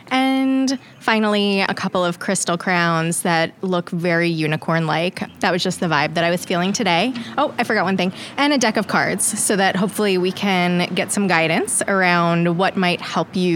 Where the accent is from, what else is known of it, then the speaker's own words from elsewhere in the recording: New York, United States; now in Kansas City, United States; I grew up on Long Island. Very glamorous.